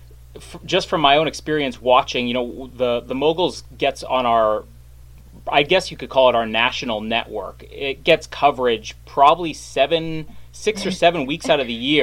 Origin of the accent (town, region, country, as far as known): Canada